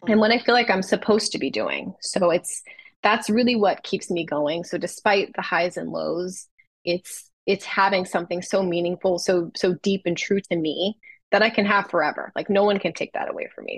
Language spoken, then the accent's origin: English; Los Angeles, California, United States; my hometown